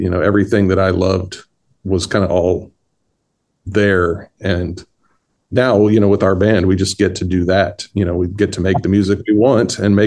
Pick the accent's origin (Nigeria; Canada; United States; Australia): United States; Kansas; I grew up in Kansas